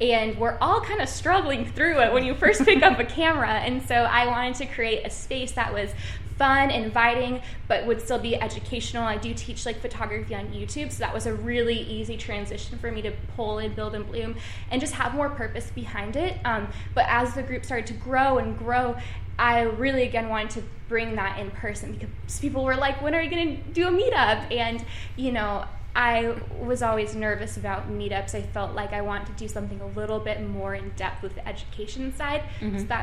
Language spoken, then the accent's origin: English; Seattle, Washington, United States; now in New York, United States; I'm from Seattle and then now I live in New York